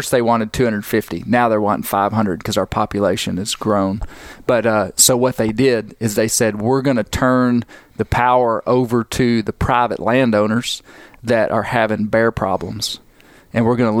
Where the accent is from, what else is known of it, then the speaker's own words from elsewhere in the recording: Ouachita Mountains, United States; I grew up in the Ouachitas